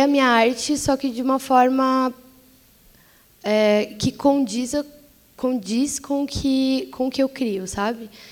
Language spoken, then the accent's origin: Portuguese; São Paulo, Brazil; ainda morando na periferia, eu sou da zona leste de São Paulo